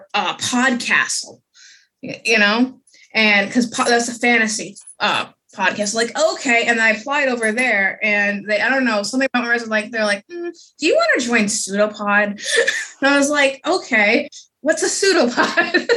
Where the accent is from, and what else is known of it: Fall River, Massachusetts, United States; born or raised there